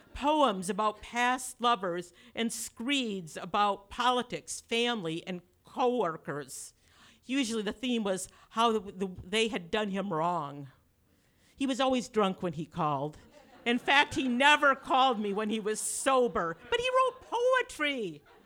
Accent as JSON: {"language": "English", "town": "Grand Rapids", "region": "Michigan", "country": "United States", "said": "I was like the dullest person from Dole Grand Rapids"}